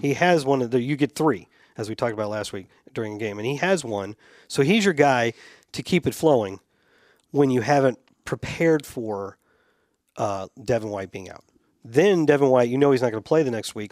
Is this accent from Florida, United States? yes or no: yes; Tampa, Florida, United States